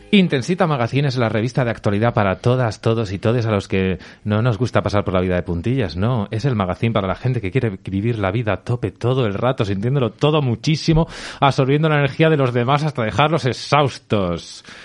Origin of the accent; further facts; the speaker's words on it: Albacete, Castilla-La Mancha, Spain; yo soy de Albacete, Miguelitos de la Roda